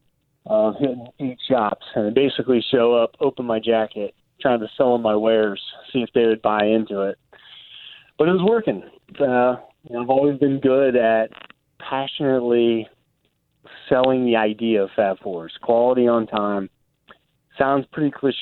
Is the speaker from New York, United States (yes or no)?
no; Texas, United States; moved away as an adult; also born or lived in Australia / Jakarta, Indonesia; now in Durango, United States; I grew up in Texas, went to Texas A&M